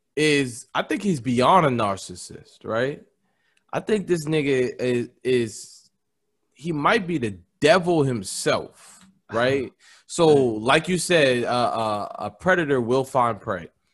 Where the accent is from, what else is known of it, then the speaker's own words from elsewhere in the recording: Nigeria; I'm Nigerian